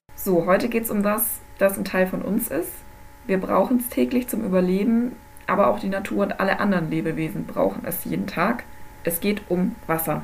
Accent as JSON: {"language": "German", "country": "Germany", "said": "bei uns in Deutschland"}